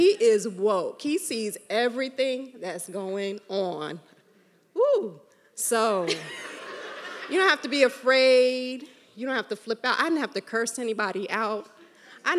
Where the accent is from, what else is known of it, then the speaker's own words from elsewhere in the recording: New York, United States; I grew up in New York